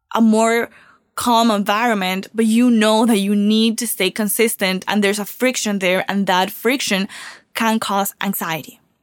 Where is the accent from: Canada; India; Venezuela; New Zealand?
Venezuela; now in Miami, United States; I was born and raised in Venezuela